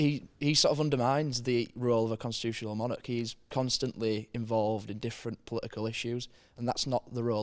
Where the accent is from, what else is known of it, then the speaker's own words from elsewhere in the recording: Yorkshire and the Humber, United Kingdom; as a Yorkshireman